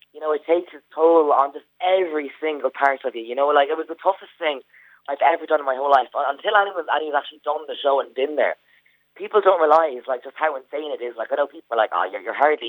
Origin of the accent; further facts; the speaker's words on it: Tramore, Ireland; now in Dublin, Ireland; I'm from Tramore